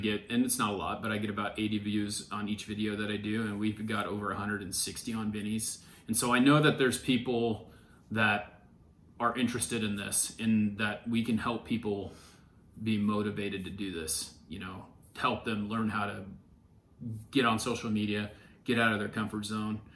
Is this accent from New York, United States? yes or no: no; Ontario, Oregon, United States; also born or lived in California; I grew up in Ontario, Oregon